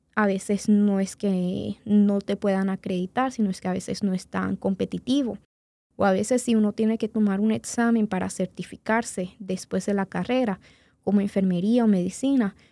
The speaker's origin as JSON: {"language": "Spanish", "country": "Venezuela", "tie": "born or raised there", "moved": "yes", "lives_now": "Indianapolis, United States", "said": "como yo nací en Venezuela y después vine acá a los Estados Unidos"}